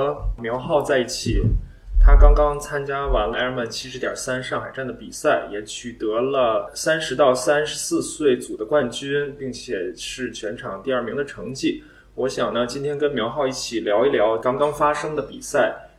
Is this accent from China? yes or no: yes; China; 另外作为中国人呢，有一个中国特色肯定是躲不开的，那就是我们的体制。